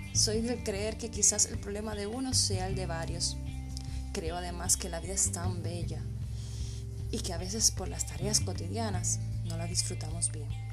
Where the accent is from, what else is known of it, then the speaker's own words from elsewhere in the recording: Cuba; soy cubana y odontóloga de profesión